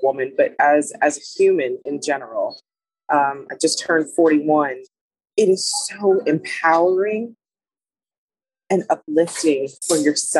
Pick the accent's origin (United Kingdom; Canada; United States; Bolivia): United States; Los Angeles County, California; moved away as an adult; now in Alabama, United States; I am originally from California, Los Angeles County, and I moved to Alabama 8 years ago now